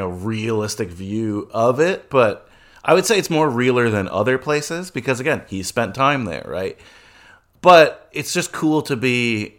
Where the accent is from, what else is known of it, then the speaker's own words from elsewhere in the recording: United States; born there; I don't speak for all Dominicans, obviously. I was born in America, and you know, but my grandparents, though, Joe, were born.